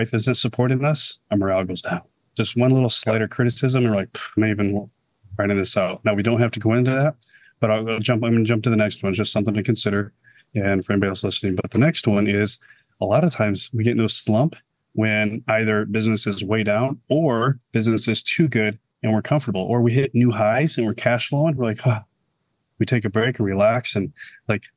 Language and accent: English; Michigan, United States; moved away; I'm originally from Michigan